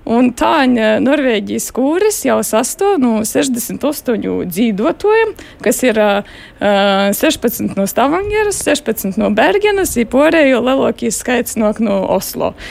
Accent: Rēzekne, Latgale, Latvia; moved away as an adult; also born or lived in Riga; now in Norway; es esmu dzimusi Riesakņē. Es esmu arī dzīvojusi, kur ir medikus. goju Riesaknis piektajā vidusskolā, i tolāk goju komerces skolā. Eh, tad es eh, devos uz Reigu, pabeidzu magistrus Reigā, ja tad es aizbraucu

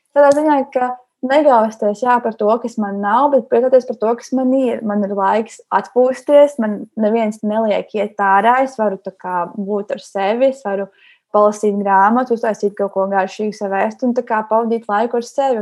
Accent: Latvia; jo mēs esam visi latvieši, visi šeit dzīvojam

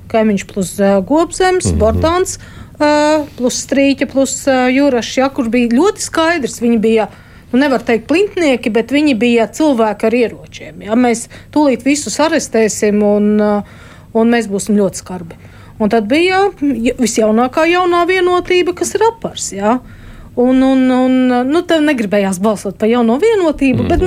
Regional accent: Latvia; Es, nu, labi, es esmu latvietis

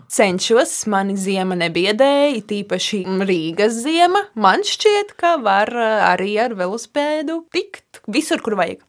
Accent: Lubāna, Latvia; now in Riga, Latvia; es nāku no Lubānas

